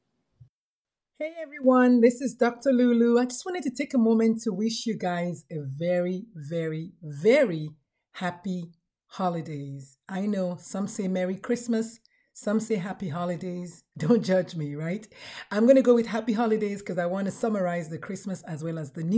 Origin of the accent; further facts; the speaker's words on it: Nigeria; I'm Nigerian